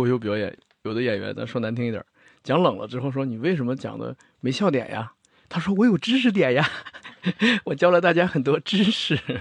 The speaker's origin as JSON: {"language": "Chinese", "country": "China", "said": "我们中国人"}